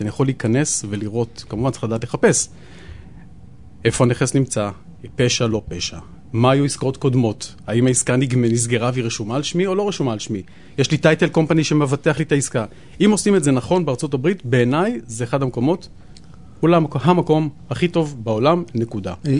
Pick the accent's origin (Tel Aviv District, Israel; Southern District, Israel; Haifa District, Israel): Tel Aviv District, Israel; Tel Aviv; אבל אני גדלתי, כשהייתי קטן, גדלתי פה די קרוב בדר יוסף